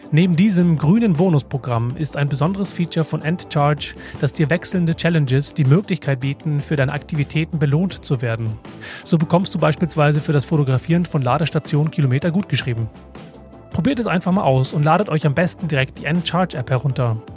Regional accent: Hamburg, Germany; Ich finde es ja immer wieder schön, als Hamburger in Berlin zu sein.

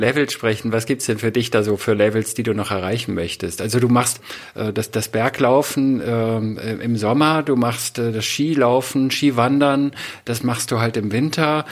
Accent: Northern Germany, Germany; Flachlandtiroler, also aus dem norddeutschen Raum, wo man äh, keine Berge hat.

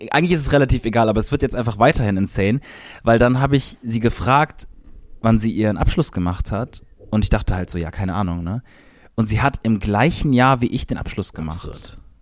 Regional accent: Cologne area, North Rhine-Westphalia, Germany; an unserer, da wo wir aufgewachsen sind.

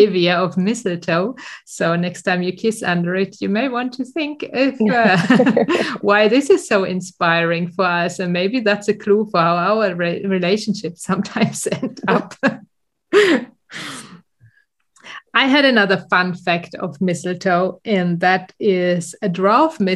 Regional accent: Germany; moved away as an adult; now in Sweden; go back to my hometown and have to drive there the last kilometers if I have been flying into Düsseldorf

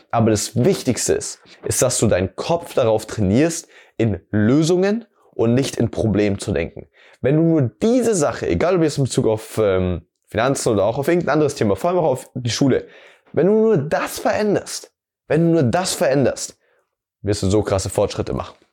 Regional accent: Amberg, Bavaria, Germany; mich durch Amberg, also die Stadt, wo ich herkomme, darum zu kutschieren

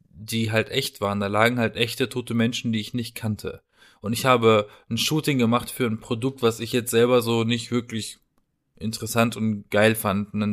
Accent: Baden-Baden, Baden-Württemberg, Germany; in Baden-Baden, äh, haben wir so eine schöne Parkanlage, eine Allee.

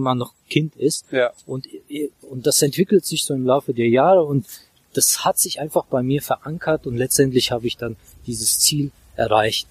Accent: Baku, Azerbaijan; German is a second language; moved away as an adult; also born or lived in Worms / Brisbane, Australia / Frankfurt; now in Germany; ich äh, komme ursprünglich aus Aserbaidschan, aus Baku. Baku ist Hauptstadt von Aserbaidschan. Ich kam mit 18 Jahren nach Deutschland

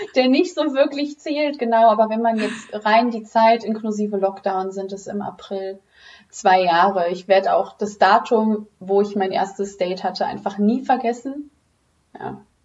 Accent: Düsseldorf, North Rhine-Westphalia, Germany; komme aus Düsseldorf

